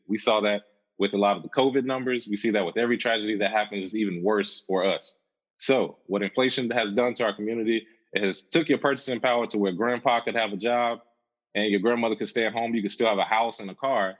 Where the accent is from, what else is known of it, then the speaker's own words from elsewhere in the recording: Charlotte, North Carolina, United States; I'm originally from Charlotte, North Carolina.